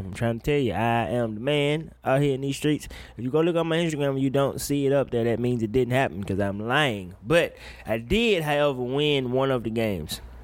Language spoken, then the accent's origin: English; Woodville, Mississippi, United States; moved away as an adult; I went home for my high school's homecoming. And, uh, ain't shit changed in my hometown